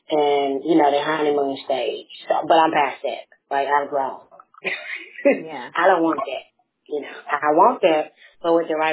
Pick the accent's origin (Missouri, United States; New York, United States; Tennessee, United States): Tennessee, United States; Memphis; I have a twin sister. Um, and I'm from Memphis, Tennessee.